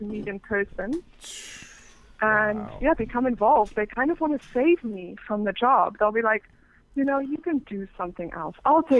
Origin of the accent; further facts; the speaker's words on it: Cape Town, Western Cape, South Africa; also born or lived in England; Well, I was born in England, but I'm from South Africa, actually. So I grew up in Cape Town.